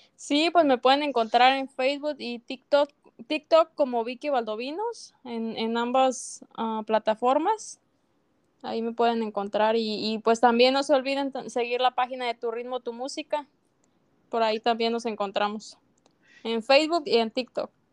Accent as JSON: {"language": "Spanish", "town": "Tumbiscatío", "region": "Michoacán", "country": "Mexico", "said": "Yo soy de México, de Michoacán"}